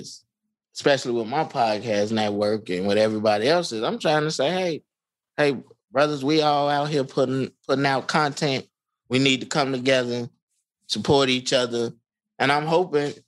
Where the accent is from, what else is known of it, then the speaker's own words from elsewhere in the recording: Chicago, Illinois, United States; growing up in Englewood